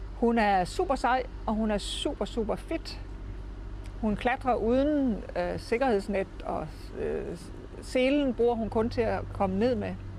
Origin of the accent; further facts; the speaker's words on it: Aarhus, Central Denmark Region, Denmark; nu kommer jeg jo fra Aarhus. Min fa- familie er opvokset her